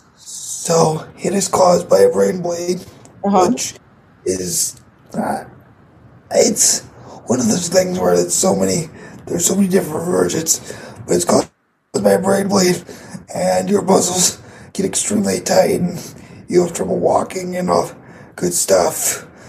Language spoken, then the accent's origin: English; Grand Rapids, Michigan, United States; I am from Grand Rapids, Michigan